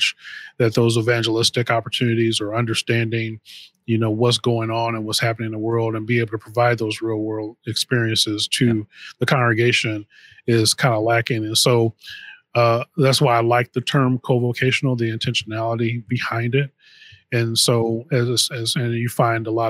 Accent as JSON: {"language": "English", "region": "Missouri", "country": "United States", "moved": "yes", "lives_now": "Illinois, United States", "said": "my wife and I, we moved here. We're from Missouri originally"}